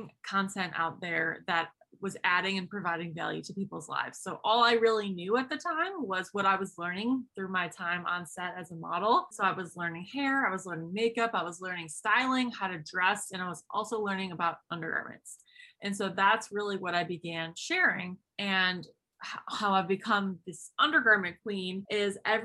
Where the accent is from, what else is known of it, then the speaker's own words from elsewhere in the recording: Buffalo, New York, United States; I am 28 from Buffalo, New York.